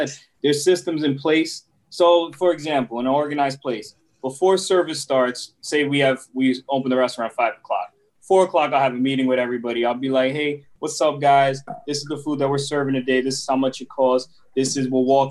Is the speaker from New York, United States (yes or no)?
yes; New York City, New York, United States; first language Spanish; English is a second language; moved away as an adult; also born or lived in Puerto Rico (ancestry); now in North Carolina, United States; First generation here that educated here in New York City